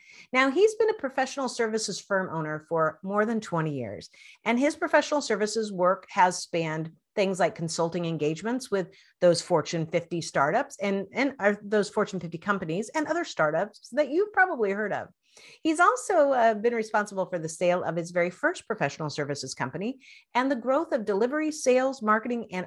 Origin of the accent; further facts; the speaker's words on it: Spokane, Washington, United States; I grew up in Spokane